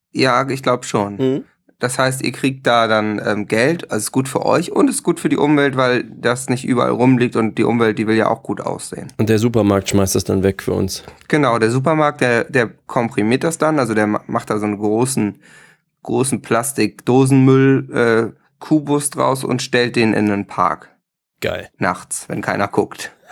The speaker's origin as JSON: {"language": "German", "region": "Hamburg", "country": "Germany", "said": "Also ich muss sagen, ich als Hamburger, ich konnte natürlich viele von diesen Aachener Themen, die da besprochen werden"}